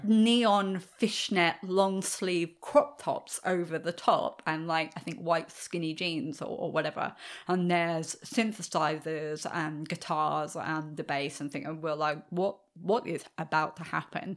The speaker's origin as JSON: {"language": "English", "region": "England", "country": "United Kingdom", "said": "I'm English"}